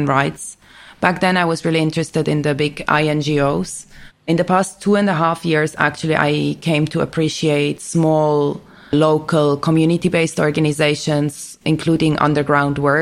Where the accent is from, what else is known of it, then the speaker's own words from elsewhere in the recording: Switzerland; moved away as an adult; also born or lived in United Kingdom; now in Beirut, Lebanon; I grew up in Switzerland, got my education in Switzerland and the UK